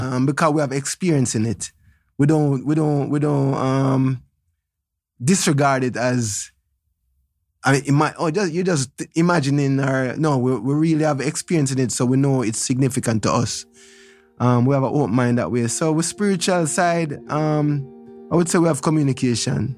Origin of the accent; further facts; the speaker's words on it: Kingston, Kingston Parish, Jamaica; I was born in Trenchtown at my house.